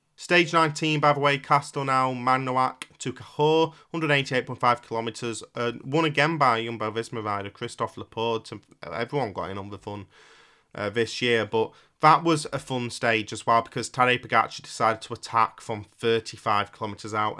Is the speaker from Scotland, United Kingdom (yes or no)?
no; Yorkshire and the Humber, United Kingdom; as a Yorkshireman